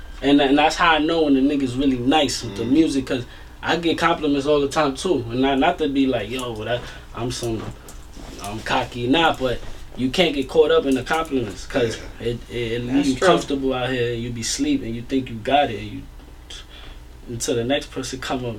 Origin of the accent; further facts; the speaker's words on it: New York, United States; I'm from New York.